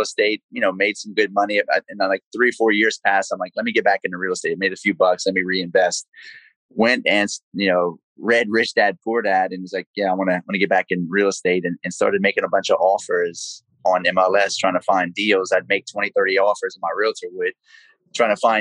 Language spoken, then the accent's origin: English; Lafayette, Louisiana, United States; accent: South Louisiana; as you can probably tell from my South Louisiana accent, I'm from Cajun country, South Louisiana, Lafayette, Louisiana. Born and raised there